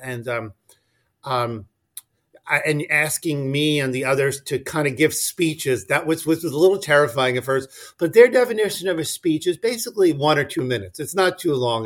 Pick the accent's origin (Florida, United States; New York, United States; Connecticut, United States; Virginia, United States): New York, United States; slightly north of New York City, United States; also born or lived in Washington D.C.; So I'm originally from New York, not New York City. My, my parents were from the Bronx, um, but I grew up slightly north of New York City